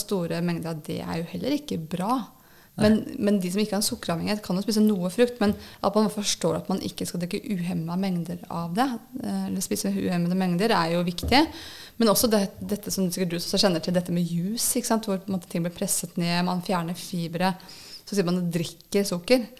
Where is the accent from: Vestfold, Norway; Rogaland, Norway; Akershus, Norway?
Akershus, Norway; Nittedal; moved away as an adult; jeg er opprinnelig fra Nittedal